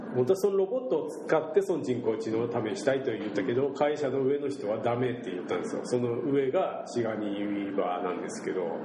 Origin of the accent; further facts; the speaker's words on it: Shimabara, Nagasaki, Japan; accent: Shimabara-ben; 島原弁で喋るじゃないですか僕ら